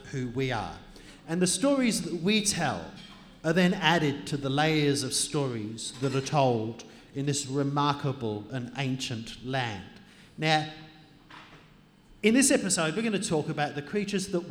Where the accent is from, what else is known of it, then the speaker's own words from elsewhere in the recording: Adelaide, South Australia, Australia; Adelaide, my hometown